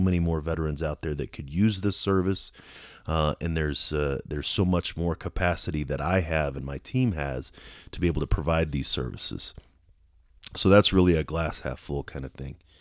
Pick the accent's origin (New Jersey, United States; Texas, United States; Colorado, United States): Colorado, United States; Colorado Springs; here in my hometown of Colorado Springs